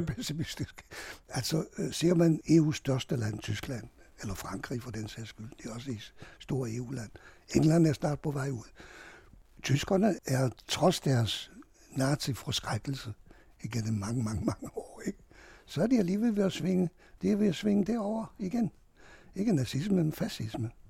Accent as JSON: {"language": "Danish", "country": "Hungary", "moved": "yes", "lives_now": "Denmark", "said": "jeg flygtede fra Ungarn"}